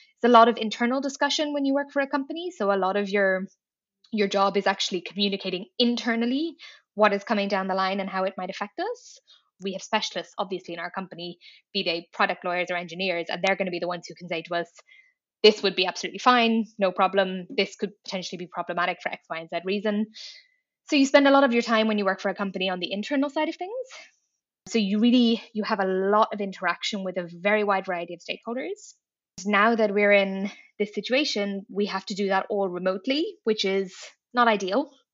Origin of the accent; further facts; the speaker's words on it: Dublin, Leinster, Ireland; moved away as an adult; also born or lived in Paris; now in Brussels, Belgium; I am Irish. I grew up in Dublin.